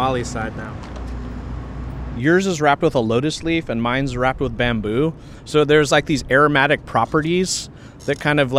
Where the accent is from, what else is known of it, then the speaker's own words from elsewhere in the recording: United States; Growing up in the United States